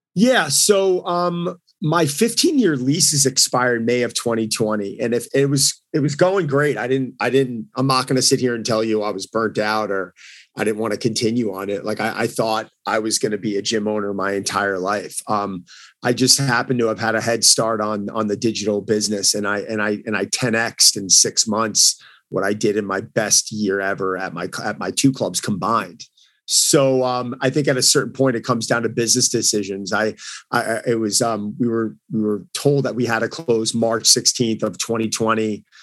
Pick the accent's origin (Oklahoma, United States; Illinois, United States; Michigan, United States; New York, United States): New York, United States; I'm from New York